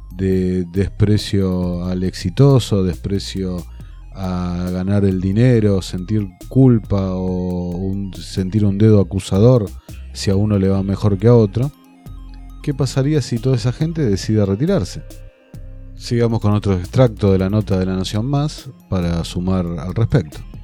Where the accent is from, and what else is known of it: Argentina